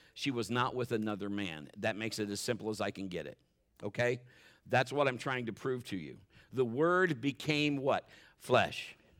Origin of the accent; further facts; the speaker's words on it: Marion, United States; we were both born and raised in Marion